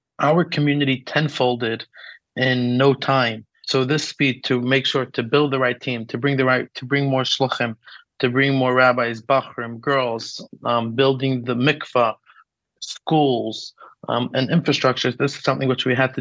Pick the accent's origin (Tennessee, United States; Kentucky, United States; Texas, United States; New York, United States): New York, United States; New York City; moved away as an adult; also born or lived in Chicago / Manchester / Morocco; now in Abu Dhabi, United Arab Emirates; growing up in Brooklyn, then I studied in Chicago and Manchester, and I lived in Morocco by my sister Hannah for almost 3 years